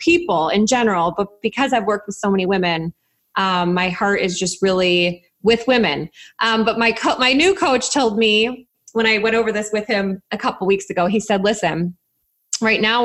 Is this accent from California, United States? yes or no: no; Chicago, Illinois, United States; I'm from Chicago